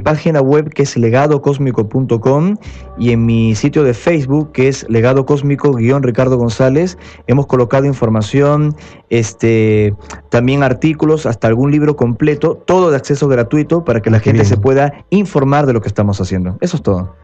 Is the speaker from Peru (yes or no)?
yes; Peru; moved away as an adult; also born or lived in Pueblo Libre, Lima; now in Buenos Aires, Argentina; yo también fui criado en Perú